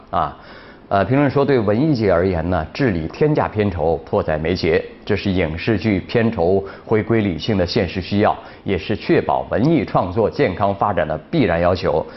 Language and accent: Chinese; China; 我们中国人